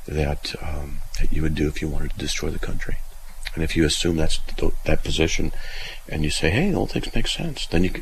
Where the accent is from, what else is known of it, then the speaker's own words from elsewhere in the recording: Southern California, United States; I'm from Southern California